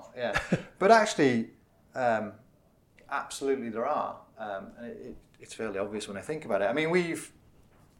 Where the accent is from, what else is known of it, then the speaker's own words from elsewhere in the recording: Middlesbrough, North East England, United Kingdom; moved away as an adult; also born or lived in Reading; So I'm from Middlesbrough, of all places.